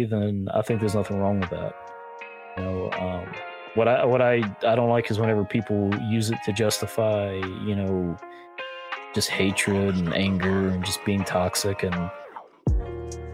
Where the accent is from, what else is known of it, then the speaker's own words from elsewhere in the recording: North Carolina, United States; I'm from North Carolina, so that shouldn't be surprising to anyone that I grew up Baptist.